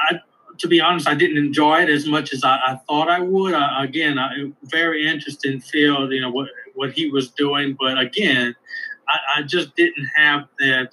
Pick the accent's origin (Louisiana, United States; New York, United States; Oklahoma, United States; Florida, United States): Louisiana, United States; Elton; moved away as an adult; now in Ohio, United States; I'm from Elton, Louisiana. Elton is a very small town in Louisiana.